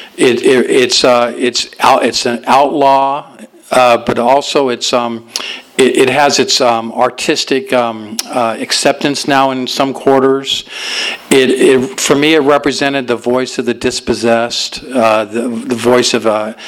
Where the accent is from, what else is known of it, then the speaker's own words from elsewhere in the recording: Los Angeles, California, United States; also born or lived in Alhambra, California; I was born in Alhambra, and we lived there for a while, and then we moved out to my folks moved to Van Nuys after